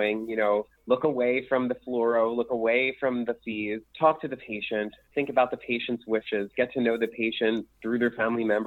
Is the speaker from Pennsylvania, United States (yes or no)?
yes; Philadelphia, Pennsylvania, United States; accent: Philadelphia; my Philadelphia accent.